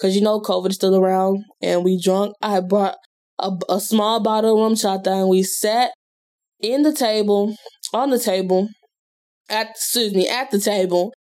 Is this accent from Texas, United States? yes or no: yes; Houston, Texas, United States; moved away; H-Town. That is my hometown